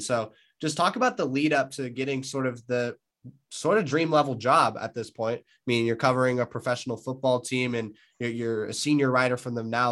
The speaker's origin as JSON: {"language": "English", "region": "California", "country": "United States", "said": "I'm from California"}